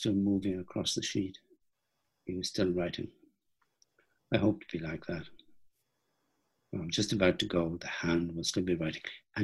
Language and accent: English; Ireland; I'm Irish